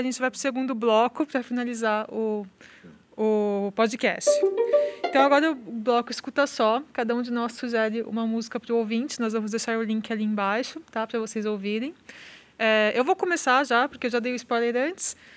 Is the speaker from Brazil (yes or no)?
yes; São Paulo, Brazil; moved away as an adult; now in Santa Maria, Brazil; eu sou de São Paulo, estudei em São Paulo